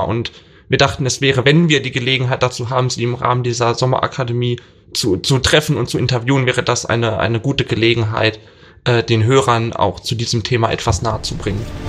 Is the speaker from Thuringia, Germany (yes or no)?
yes; Thuringia, Germany; ich komme aus Thüringen